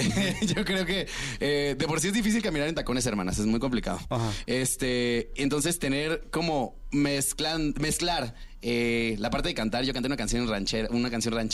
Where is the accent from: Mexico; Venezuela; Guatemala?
Mexico; Cancún, Quintana Roo; yo soy de Cancún.